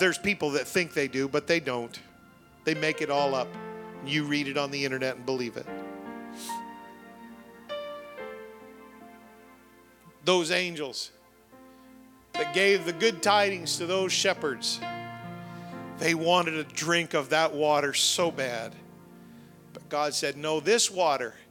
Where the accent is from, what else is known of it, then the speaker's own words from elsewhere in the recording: Canada; I'm Canadian